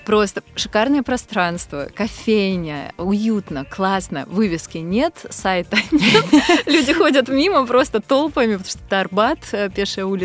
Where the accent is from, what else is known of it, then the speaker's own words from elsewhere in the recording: Moscow, Russia; also born or lived in Ulan-Ude / Kamchatka; я родилась на Байкале, а, в Улан-Удэ. Я там только родилась, не жила там никогда. А, большую часть своего детства я провела на Камчатке. У меня папа военный. И лет с трех я постоянно живу в Москве